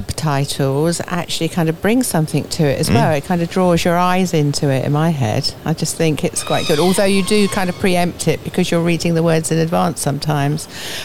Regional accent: Fleet, South East England, United Kingdom; I come from Fleet

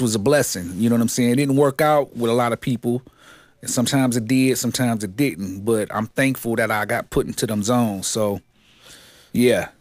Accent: Detroit, Michigan, United States; I grew up, uh, west side of Seven Mile, man. Uh, Seven Mile and Living Noise is my stumping grounds. Detroit, Michigan

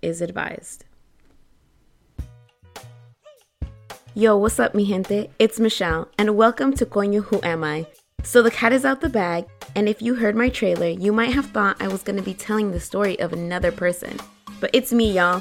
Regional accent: United States; Growing up in Washington gave me access to a variety of people

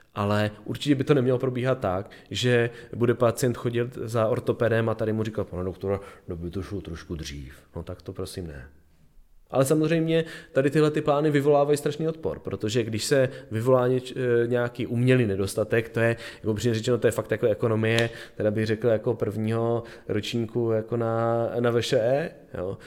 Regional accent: Brno, South Moravian Region, Czechia; moved away; já jsem původně eh, z Brna

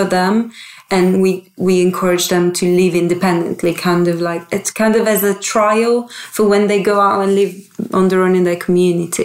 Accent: Italy; moved away as an adult; now in Bristol, United Kingdom; And I moved here when I was 19. I grew up in Italy.

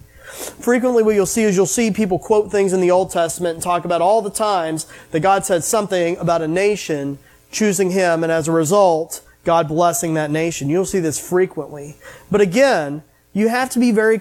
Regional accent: United States; I grew up in the United States

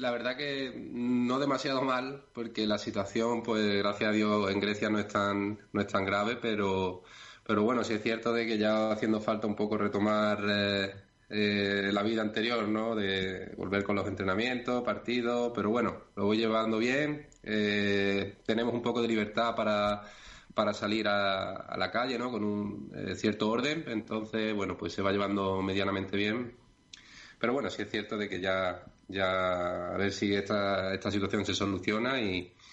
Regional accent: Spain; now in Greece; la situación no es tan grave como en otros países, bueno, ciertamente como en España, ¿no? que es de donde yo soy

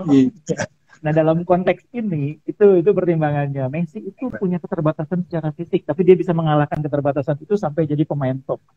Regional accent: Bekasi, West Java, Indonesia; katakanlah saya sebagai orang Bekasi suka Persipasi ya saya gede-gedein Persipasi

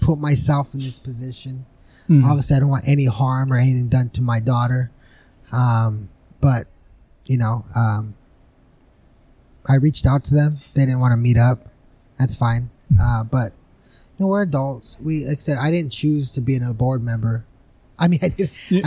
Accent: Brawley, California, United States; I'm from the west side of Brawley, born and raised

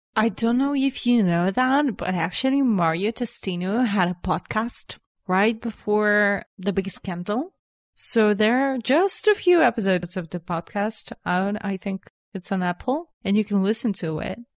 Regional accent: Sofia, Sofia City, Bulgaria; I was born and raised in Sofia. Here is my home.

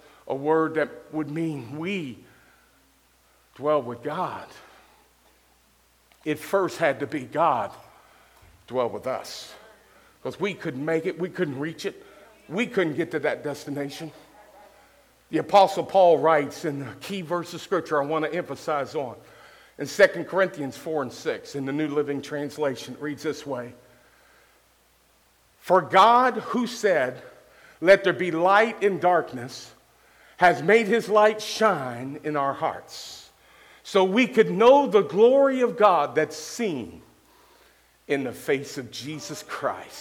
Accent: Louisville, Kentucky, United States; also born or lived in Cincinnati, Ohio; now in Gallipolis, United States; A boy that was raised a period of time in the projects in Louisville, Kentucky

